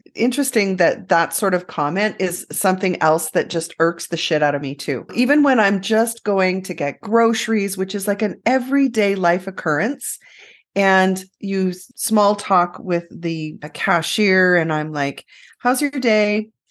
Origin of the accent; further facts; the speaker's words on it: Canada; We're so Canadian.